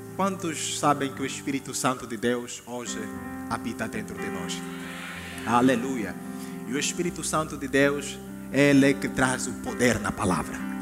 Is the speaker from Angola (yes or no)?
yes; Angola; eu sou da Angola